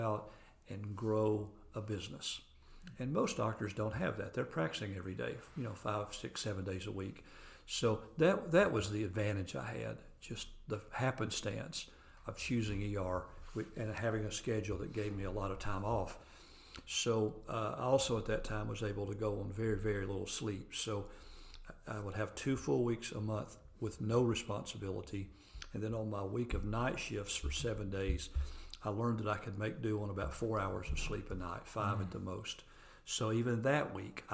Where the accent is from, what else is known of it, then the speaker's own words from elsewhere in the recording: near McMinn County Airport, Tennessee, United States; I grew up very near the McMinn County Airport